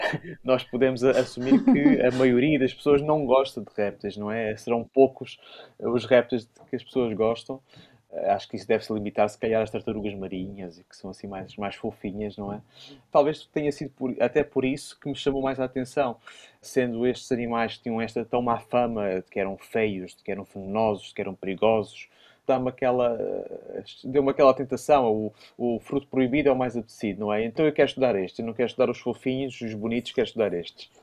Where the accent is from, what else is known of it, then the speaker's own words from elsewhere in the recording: Évora, Alentejo, Portugal; now in Porto, Portugal; de Évora, da minha cidade natal